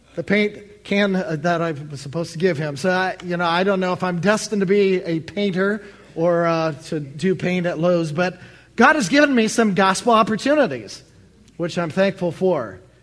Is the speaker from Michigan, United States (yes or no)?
yes; Allen Park, Michigan, United States; moved away as an adult; now in Baltimore, United States; I'm from the Motor City